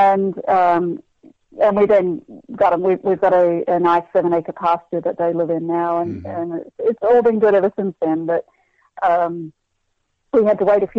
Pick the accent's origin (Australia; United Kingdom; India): Australia; moved away as an adult; now in Kansas, United States; growing up in Australia, we eat lamb like you eat beef here